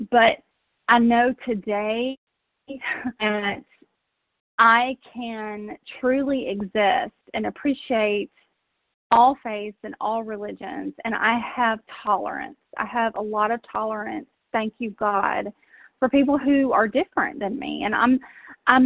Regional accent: South Georgia, United States; now in Tennessee, United States; I grew up in South Georgia

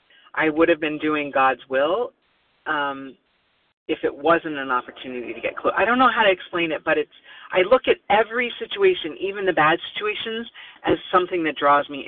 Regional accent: Oregon, United States; now in New Jersey, United States; I was born in Oregon

